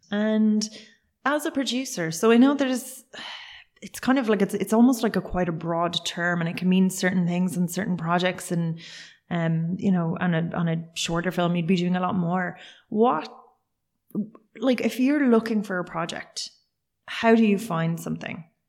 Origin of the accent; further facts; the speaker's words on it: Cork, Munster, Ireland; I'm originally from Cork